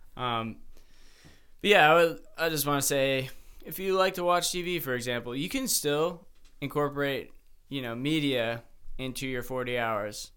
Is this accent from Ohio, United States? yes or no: yes; Mentor, Ohio, United States; also born or lived in Michigan; I'm from the same place as Sam